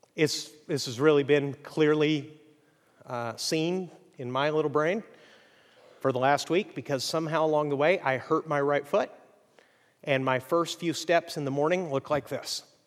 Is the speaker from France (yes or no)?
no; Mexico; moved away as an adult; now in United States; I grew up in Mexico